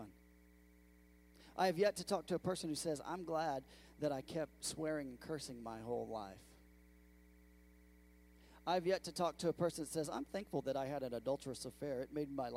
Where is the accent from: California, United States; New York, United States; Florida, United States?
California, United States; moved away as an adult; now in Bedford, United States; I'm from California.